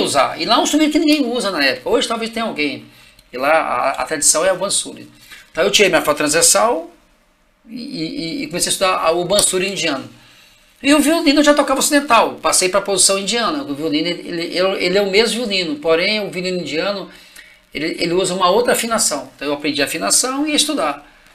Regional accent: Marliéria, Minas Gerais, Brazil; eu venho do interior de Minas, né? A cidade chama Marliéria, né? Meus pais viviam em fazendas

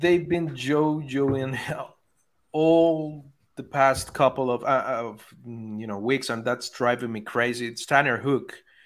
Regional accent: Venezuela; I'm from Venezuela, so we are all crazy about baseball there

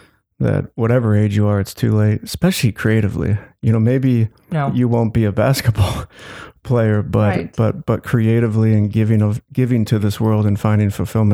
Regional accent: Glencoe, Illinois, United States; now in Evanston, United States; I grew up in Glencoe, which has money. I wouldn't say I was in the wealthy, but, you know, definitely I had the privilege of growing up in that town.

